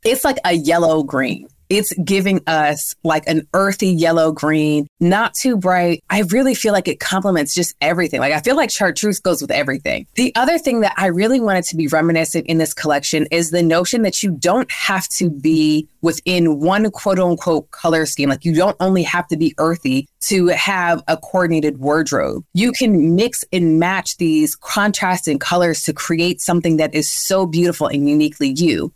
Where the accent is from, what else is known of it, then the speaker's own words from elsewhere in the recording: New York, United States; now in Atlanta, United States; I'm from New York where we do have all four seasons, unlike Atlanta where we're